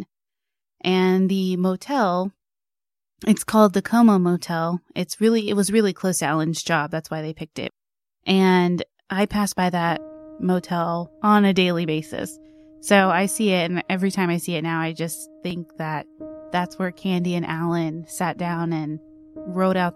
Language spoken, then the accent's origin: English; Wylie, Texas, United States; Wiley is actually my hometown. I was born there